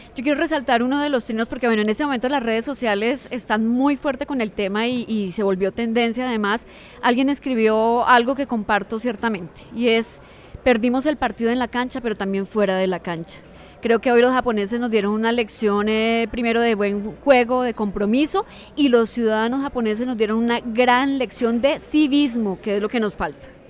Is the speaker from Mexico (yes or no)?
no; Colombia; para nosotras como mujeres, como colombianas